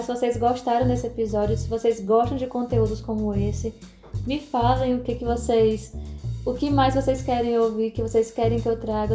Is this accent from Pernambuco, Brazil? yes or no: no; Fortaleza, Ceará, Brazil; aqui no Ceará, né, na, na minha terrinha